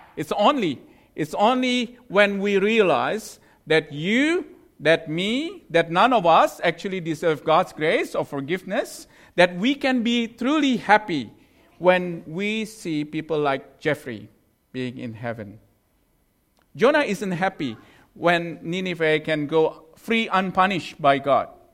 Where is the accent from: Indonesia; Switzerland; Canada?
Indonesia; moved away; I'm from Indonesia